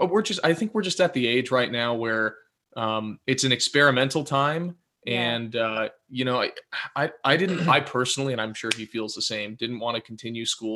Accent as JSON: {"language": "English", "town": "Los Angeles", "region": "California", "country": "United States", "said": "we're from Southern California"}